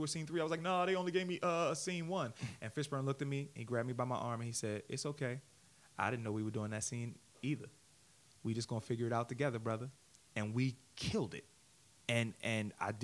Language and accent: English; Baltimore, Maryland, United States; moved away as an adult; I'm from Baltimore